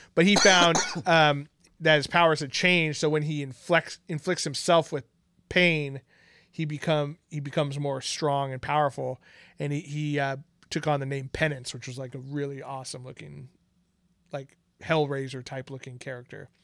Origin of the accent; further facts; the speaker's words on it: Bay Area, California, United States; we've lived in the Bay Area our whole entire lives